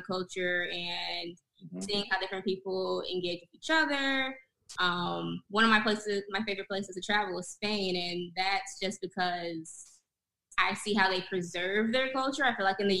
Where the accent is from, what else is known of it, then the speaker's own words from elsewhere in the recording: Kalamazoo, Michigan, United States; moved away as an adult; also born or lived in Lansing, Michigan; now in Phoenix, United States; I'm from Kalamazoo, Michigan, which is a small town like 2 hours away from Detroit.